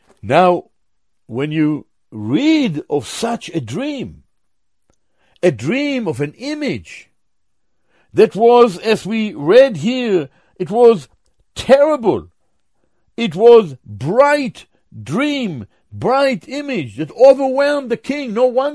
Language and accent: English; Jerusalem, Jerusalem District, Israel; born there; I was born in Jerusalem. My father was born in Jerusalem. Our family, many are in Jerusalem.